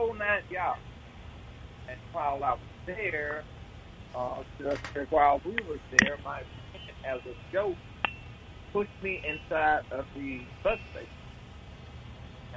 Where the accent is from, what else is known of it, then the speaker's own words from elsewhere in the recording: Milwaukee, Wisconsin, United States; moved away; also born or lived in Jackson, Mississippi; I was born in Milwaukee, Wisconsin.